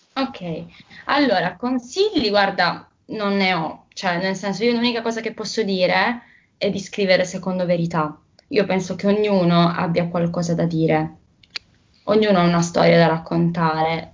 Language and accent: Italian; Bari, Apulia, Italy; io mm, sono una ragazza di Bari, che appunto è una città eh, bellissima che si trova nel sud Italia